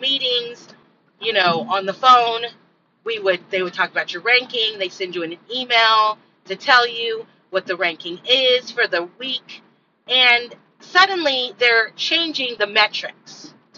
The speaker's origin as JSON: {"language": "English", "region": "California", "country": "United States", "tie": "born or raised there", "moved": "yes", "said": "I'm from California, and from the time that I lived in California, when I was born"}